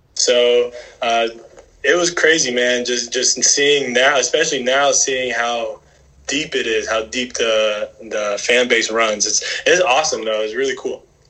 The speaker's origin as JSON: {"language": "English", "region": "South Florida", "country": "United States", "tie": "born or raised there", "said": "growing up in South Florida"}